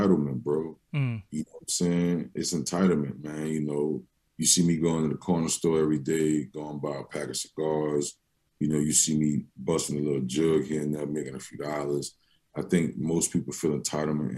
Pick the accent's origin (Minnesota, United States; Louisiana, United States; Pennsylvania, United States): Louisiana, United States; New Orleans; after I moved to the Third Ward from Holly Grove. Me and my mom and my older brother moved from Holly Grove.